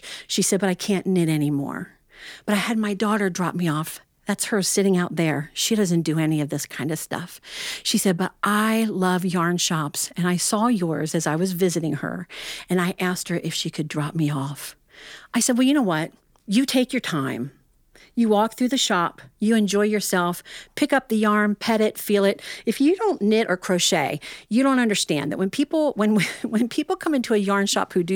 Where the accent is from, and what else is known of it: Ohio, United States